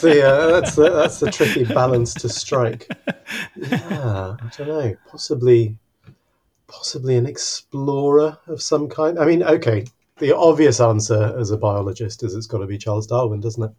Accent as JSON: {"language": "English", "region": "Mexico City", "country": "Mexico", "tie": "born or raised there", "moved": "yes", "lives_now": "Exeter, United Kingdom", "said": "I actually grew up in in a huge city. I grew up in Mexico City."}